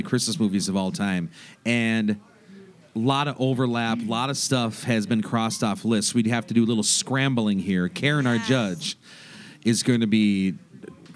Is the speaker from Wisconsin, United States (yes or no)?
yes; Wisconsin, United States; now in St. Paul, United States; I'm from Wisconsin